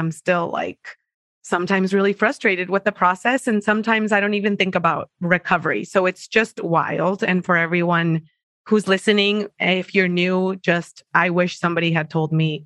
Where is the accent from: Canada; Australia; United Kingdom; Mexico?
Mexico; English is a second language; moved away as an adult; now in San Diego, United States; I am originally from Mexico. I'm in San Diego right now, but I lived in Mexico all the way until I was 24